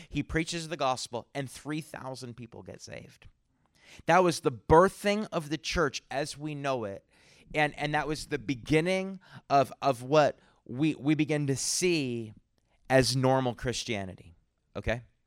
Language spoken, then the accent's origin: English; New Brunswick, Canada; now in San Antonio, United States; I'm originally from Canada. from New Brunswick, Canada.